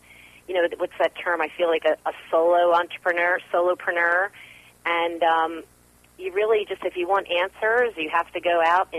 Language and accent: English; New Jersey, United States; moved away; also born or lived in Manhattan, New York; I grew up in New Jersey, so I'm a Jersey girl